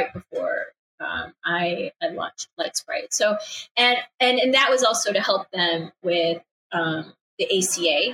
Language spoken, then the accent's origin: English; Chicago, Illinois, United States; moved away; also born or lived in upstate New York; I grew up in Chicago, right? Like I'm a Midwesterner